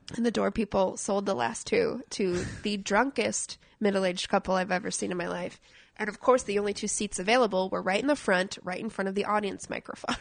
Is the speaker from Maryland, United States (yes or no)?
no; Minneapolis, Minnesota, United States; now in Portland, United States; I grew up in Minneapolis